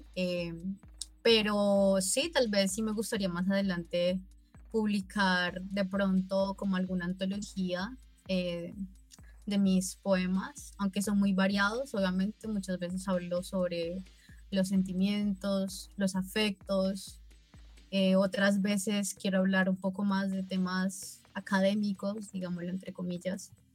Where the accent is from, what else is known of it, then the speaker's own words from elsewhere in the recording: Nariño, Colombia; now in Cali, Colombia; yo soy de Nariño, pero vivo en Cali hace como aproximadamente siete años